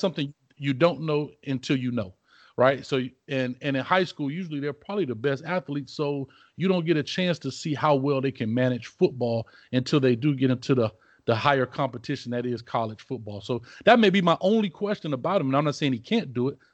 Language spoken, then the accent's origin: English; Miami, Florida, United States; now in Orlando, United States; I'm from Miami originally